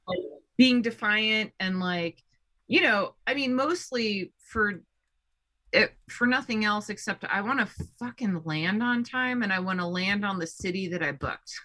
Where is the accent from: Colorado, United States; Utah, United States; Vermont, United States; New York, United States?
Colorado, United States; I'm from Colorado